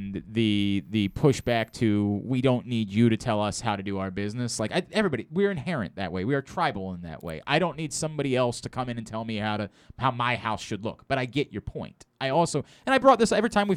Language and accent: English; Baltimore area, Maryland, United States; I've never lived in the city, but I say the same thing. Every time I've ever been anywhere, I say I'm from Baltimore.